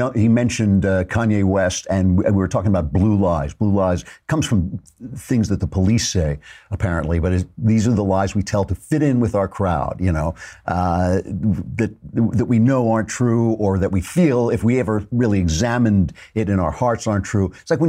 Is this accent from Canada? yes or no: yes; Canada; As a Canadian, I regret answering this unexpected question without giving my response more context.